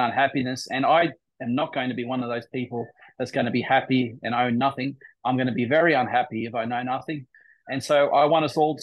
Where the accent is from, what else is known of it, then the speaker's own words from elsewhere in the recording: Queensland, Australia; As an Aussie, as a Queenslander, I've been fighting the good fight in the Queensland Supreme Court